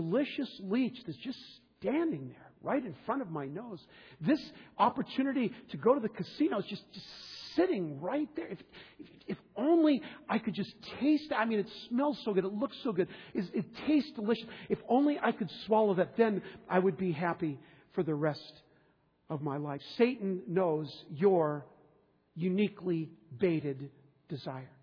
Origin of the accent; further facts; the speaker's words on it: Southern California, United States; now in Minnesota, United States; I grew up in Southern California fishing in the ocean with my father.